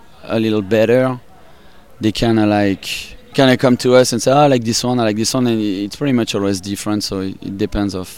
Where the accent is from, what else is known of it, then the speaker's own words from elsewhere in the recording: Paris, Île-de-France, France; accent: French; English is a second language; moved away as an adult; now in United States; I'm from France, and from Paris. I grew up in Paris, and I moved out here 12 years ago. That's why my accent is like that. French